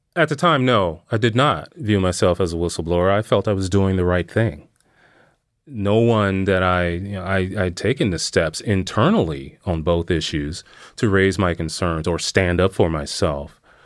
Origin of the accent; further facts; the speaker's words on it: Missouri, United States; moved away as an adult; I did eventually end up back in my hometown in Missouri.